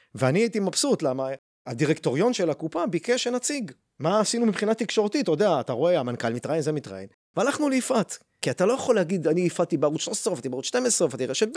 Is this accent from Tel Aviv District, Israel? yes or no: no; Beersheba, Southern District, Israel; now in Rehovot, Israel; בבאר שבע, שם גדלתי